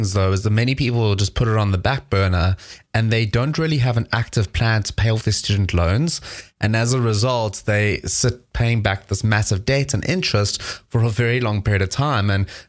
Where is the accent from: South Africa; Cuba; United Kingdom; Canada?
South Africa; now in United States; I'm South African.